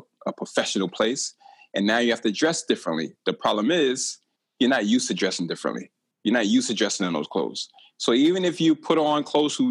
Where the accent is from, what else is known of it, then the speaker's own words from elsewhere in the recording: New York City, New York, United States; I grew up in Brooklyn, New York